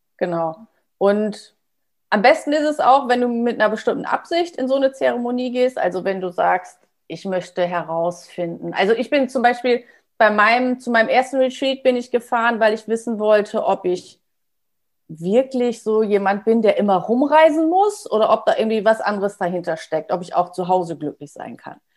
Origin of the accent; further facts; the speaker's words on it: Germany; bin ich aus Friese, da trinken wir auch gerne schwarzen Tee und Kaffee